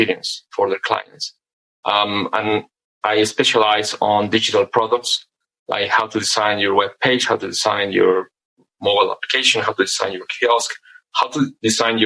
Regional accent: Mexico; also born or lived in United Kingdom; Born and raised in Mexico. I did my undergraduate education here in Mexico.

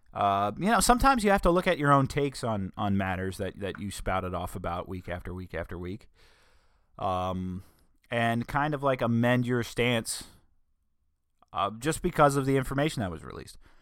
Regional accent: New Castle County, Delaware, United States; accent: northern Delawarean; they will know I'm from Newcastle County. They will know that I am from up north. They will know I'm a northern Delawarean

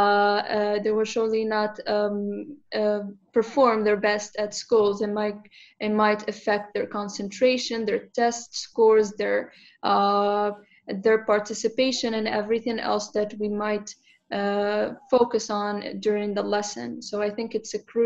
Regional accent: Morocco; now in Turkey; I am from Morocco

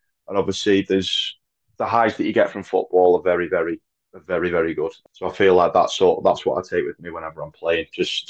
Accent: Congleton, North West England, United Kingdom; playing for my hometown, especially with a lot of the lads that I've grown up with.

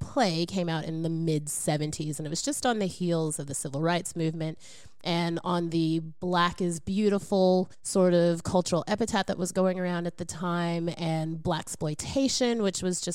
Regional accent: Oklahoma, United States; I'm from Oklahoma

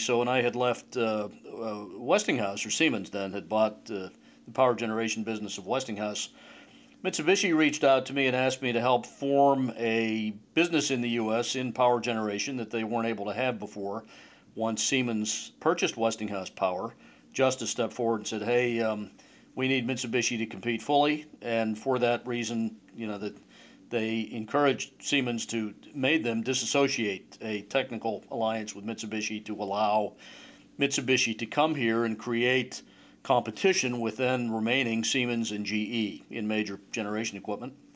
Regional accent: Pittsburgh, Pennsylvania, United States; moved away; Pittsburgh, my original home.

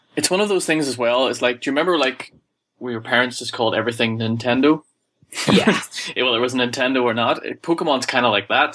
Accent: Ireland; I'm from Ireland

